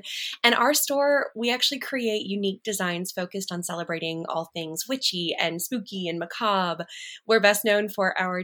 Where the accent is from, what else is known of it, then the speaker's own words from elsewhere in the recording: Alabama, United States; I'm from Alabama